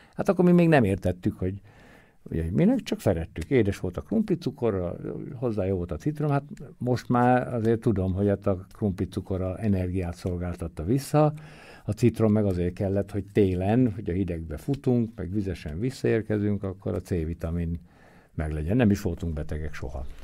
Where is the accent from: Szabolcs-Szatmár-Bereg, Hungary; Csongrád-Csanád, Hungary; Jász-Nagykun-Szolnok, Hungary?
Jász-Nagykun-Szolnok, Hungary; Tiszaföldvár; ahogy én nőttem föl, ő velem úgy az udvaron mindig passzolgatott, dobálózott, egyik nagyon jó barátja, Felföldi Gábor volt a testnevelő tanárom, és nálunk a faluban